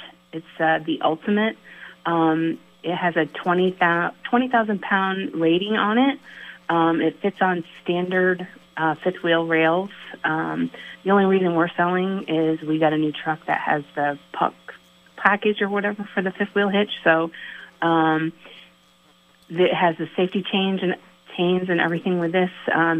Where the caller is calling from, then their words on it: Fairfax, Vermont, United States; I'm calling from Fairfax.